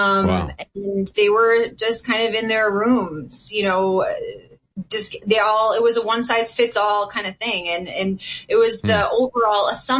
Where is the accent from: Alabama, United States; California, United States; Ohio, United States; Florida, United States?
Florida, United States; I'm originally from Florida. That's where I live.